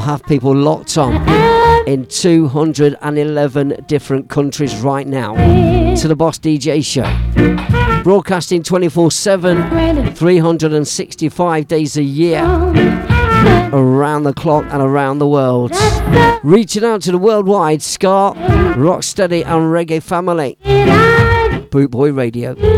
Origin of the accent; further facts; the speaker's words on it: Leicester, East Midlands, United Kingdom; my hometown of Leicester City